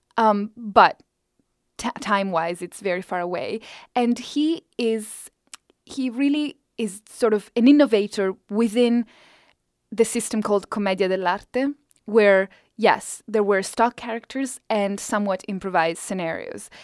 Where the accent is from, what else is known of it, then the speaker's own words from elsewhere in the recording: Italy; English is a second language; moved away as an adult; now in United States; as my English got better and better throughout this decade, my Italian just sort of is coming down